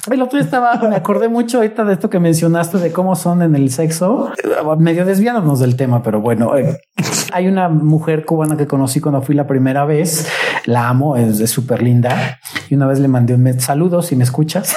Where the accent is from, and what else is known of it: Mexico